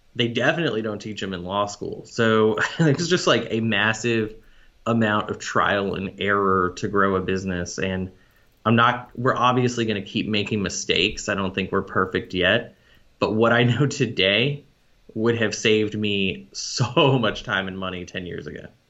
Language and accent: English; Arlington, Texas, United States; moved away; also born or lived in Boston; I'm from Arlington, Texas.